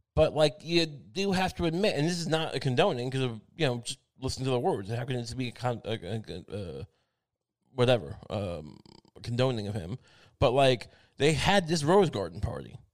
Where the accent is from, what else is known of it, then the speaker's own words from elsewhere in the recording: Long Island, New York, United States; I'm from Long Island